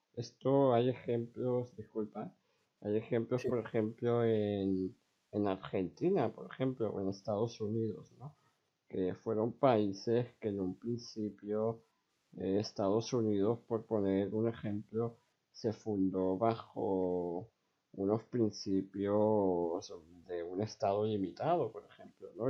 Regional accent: Spain; yo soy un chico de 17 años de España

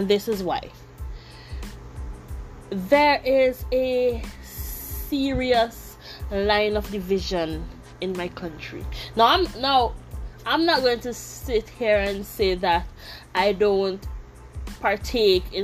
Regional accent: St. Vincent & Grenadines; now in Taiwan; I'm from St. Vincent and the Grenadines

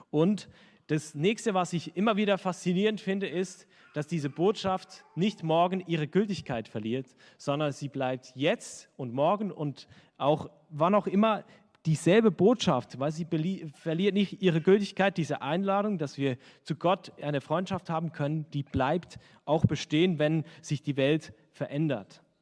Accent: Switzerland; Also wenn ich als Schweizer in Deutschland bin und halt nur Schweizerdeutsch spreche, dann werden mich die Hälfte nicht verstehen.

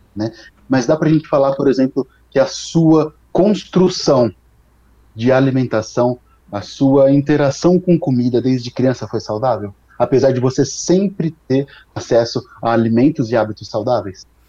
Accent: São Carlos, São Paulo, Brazil; also born or lived in Ribeirão Preto; eu sou daqui do interior de São Paulo, sou de São Carlos

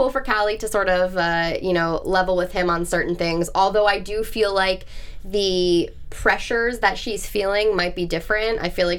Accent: New Jersey, United States; moved away; Honestly, I live in New Jersey. I'm from New Jersey. I moved out here

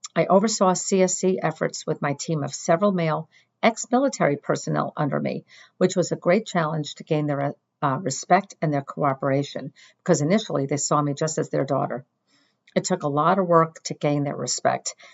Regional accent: Northeast, United States; also born or lived in Washington, D.C.; since I was born and bred in the Northeast, I didn't want to move.

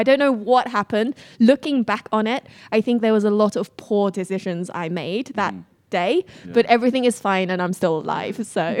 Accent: Beijing, China; It was so my hometown in China was in Beijing.

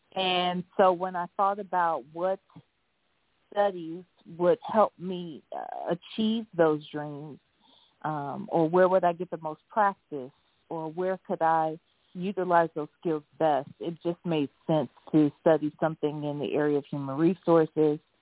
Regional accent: Ohio, United States; I live in Ohio and was born and raised in Ohio

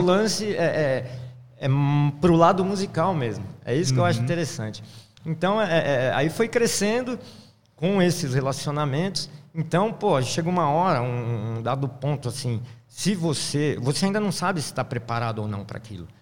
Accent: São Paulo, Brazil; moved away; also born or lived in Minas Gerais; Sou aquele paulistano da nata, nascido na Vila Mariana, aí, na, é. na, zona sul de São Paulo

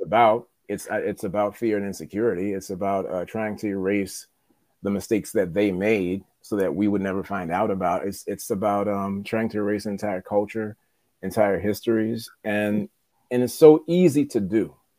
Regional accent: New Orleans, Louisiana, United States; moved away as an adult; now in Los Angeles, United States; I am from New Orleans and now I'm in LA.

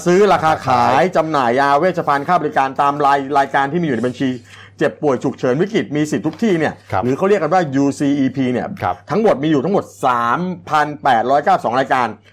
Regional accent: Kanchanaburi, Thailand; ผมนี่คนเมืองกาญจนบุรี

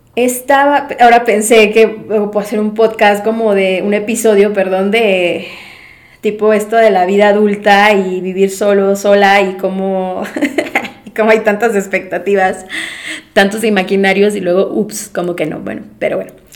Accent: Mérida, Yucatán, Mexico; moved away as an adult; yo soy de Mérida, Yucatán, soy la más chiquita, eh, de la familia, y pues, mm, nunca me había ido de mi casa. Todo el tiempo estudié en Mérida

